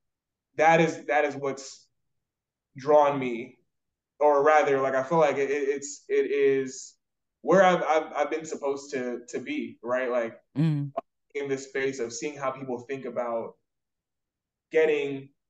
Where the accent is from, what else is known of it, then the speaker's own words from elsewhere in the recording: Raleigh, North Carolina, United States; moved away as an adult; also born or lived in Georgia / Nigeria (ancestry); now in Dallas, United States; I was born in Georgia and raised in North Carolina, like Raleigh, North Carolina specifically.